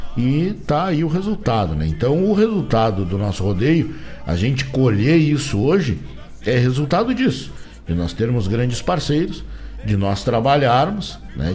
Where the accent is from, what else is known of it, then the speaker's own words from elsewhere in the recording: Rio Grande do Sul, Brazil; A gente é gaúcho desde que a gente nasceu, é verdade, porque a gente nasceu no Rio Grande do Sul, então somos gaúchos